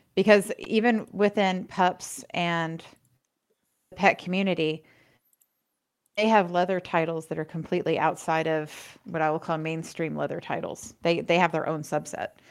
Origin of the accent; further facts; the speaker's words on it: Florida, United States; now in Los Angeles, United States; growing up in Florida where equestrian everything is big